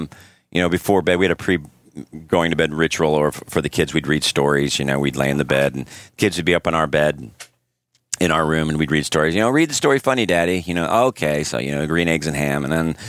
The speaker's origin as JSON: {"language": "English", "region": "Midwest", "country": "United States", "tie": "born or raised there", "said": "and we were raised in the Midwest."}